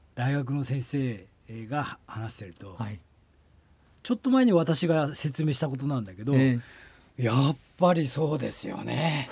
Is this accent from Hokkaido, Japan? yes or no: yes; Tokachi, Hokkaido, Japan; 私は、北海道生まれ、北海道育ち